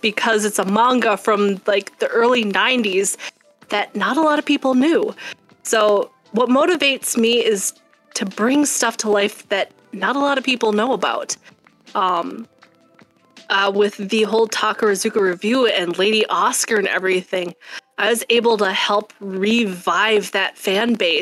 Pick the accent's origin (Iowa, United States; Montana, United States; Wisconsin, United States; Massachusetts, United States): Wisconsin, United States; now in Minnesota, United States; I was born in Wisconsin